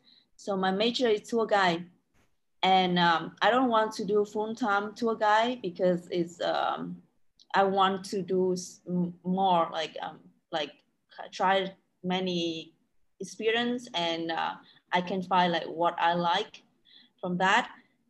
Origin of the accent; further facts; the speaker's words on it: Quang Binh, Vietnam; moved away as an adult; also born or lived in Da Nang, Vietnam; now in Thailand; So I was born and grew up in Quảng Bình province, which Phong Nha Kheo is the very beautiful place to travel in Vietnam. It's still in the middle of Vietnam, so.